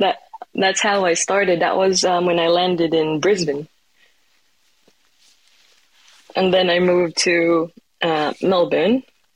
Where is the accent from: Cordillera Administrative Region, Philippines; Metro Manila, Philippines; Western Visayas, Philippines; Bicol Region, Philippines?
Western Visayas, Philippines; Iloilo; born there; I was born in Iloilo in the Philippines in the Visayan region. It's called the City of Love for a reason in my country.